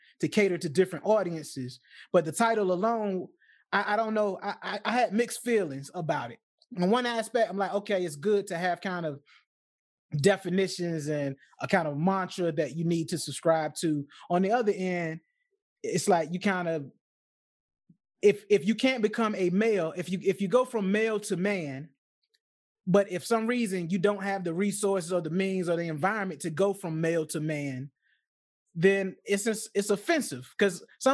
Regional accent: Chesapeake Bay area, United States; I'm from the Chesapeake Bay area

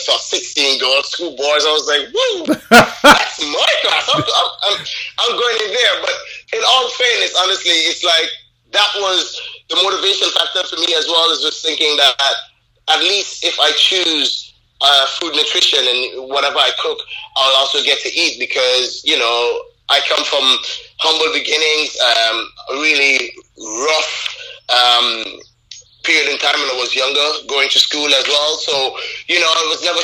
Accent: Anguilla; now in London, United Kingdom; growing up in Anguilla, I was maybe most known or popular around three sectors

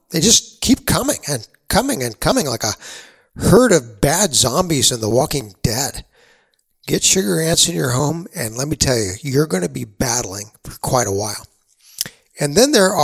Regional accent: San Antonio, Texas, United States; Growing up in San Antonio, Texas

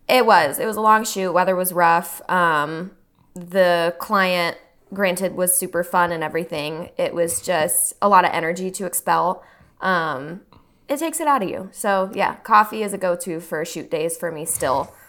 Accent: Texas, United States; now in Austin, United States; I grew up here for twenty years before I went off to school, you know, and I didn't wanna come back to my hometown.

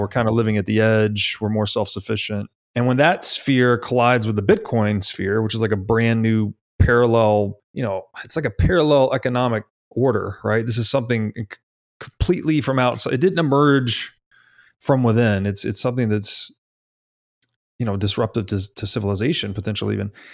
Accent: Tennessee, United States; I grew up in Tennessee, kinda outside the city

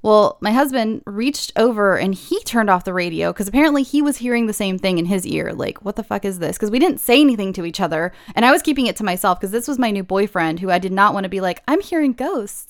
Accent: California, United States; I'm born and raised in California.

